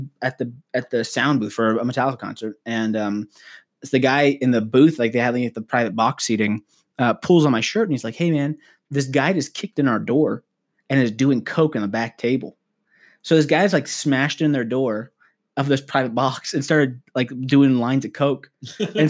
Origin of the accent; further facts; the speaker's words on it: outside of Los Angeles, California, United States; now in Colorado Springs, United States; I grew up in like outside of Los Angeles area